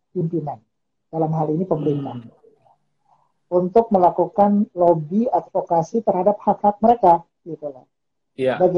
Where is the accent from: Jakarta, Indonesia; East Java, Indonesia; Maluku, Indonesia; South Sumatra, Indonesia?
Maluku, Indonesia; Ambon; now in Yogyakarta, Indonesia; Saya saya aslinya Ambon.